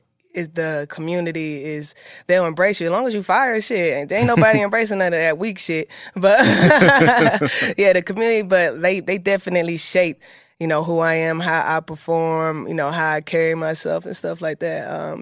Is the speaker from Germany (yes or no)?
no; the South, United States; You know, I'm from the South. You know, up here, you know, back in the day, music was more regional.